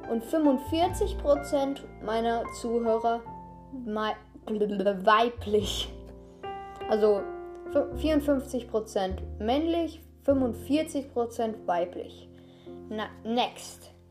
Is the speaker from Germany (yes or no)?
no; Austria; Grüße gehen raus an alle Österreicher. Ich bin Österreicher, deshalb sage ich das.